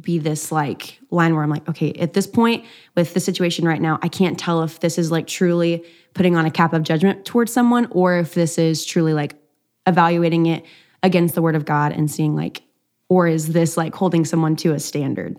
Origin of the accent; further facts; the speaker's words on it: East Texas, United States; I'm from East Texas, and so it's, like, a lot of Baptists